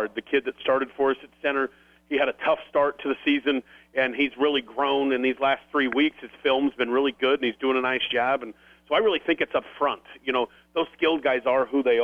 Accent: Grand Island, Nebraska, United States; I'm from Grand Island

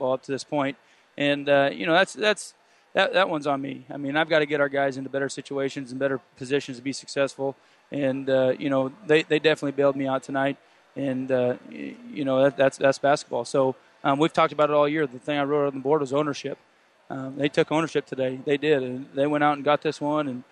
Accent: Ravenna, Nebraska, United States; now in Kearney, United States; My heart's at my hometown

